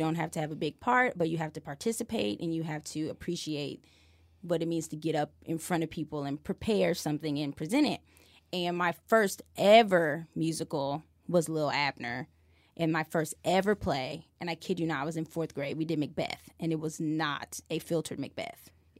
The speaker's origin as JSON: {"language": "English", "town": "Decatur", "region": "Illinois", "country": "United States", "tie": "born or raised there", "said": "In Illinois. {S1} Okay. {S3} Decatur, Illinois."}